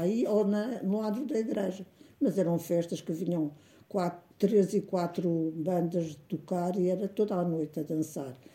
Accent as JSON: {"language": "Portuguese", "town": "Canas de Senhorim", "region": "Viseu", "country": "Portugal", "tie": "born or raised there", "also_born_or_lived": "Brazil", "said": "nasci em Canas Senhorim, uh, a 8 de dezembro de 1931"}